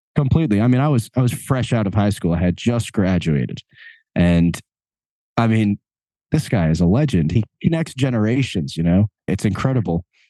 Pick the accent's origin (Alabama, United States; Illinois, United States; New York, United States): New York, United States; Long Island; also born or lived in Asbury Park; we're both from Long Island.